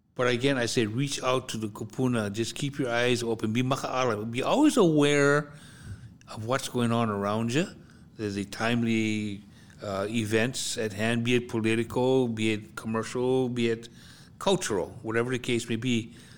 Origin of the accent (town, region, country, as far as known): Hawaii, United States; moved away; also born or lived in US mainland